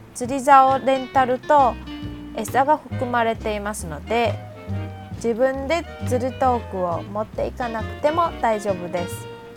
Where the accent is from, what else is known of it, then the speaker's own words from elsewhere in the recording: Tainan, Taiwan; 私の地元台南